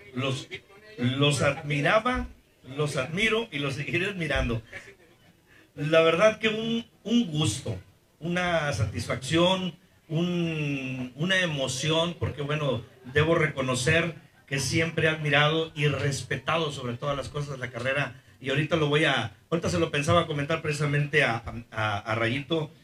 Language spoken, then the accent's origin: Spanish; Costa Rica, Veracruz, Mexico; en mi tierra, Costa Rica, Veracruz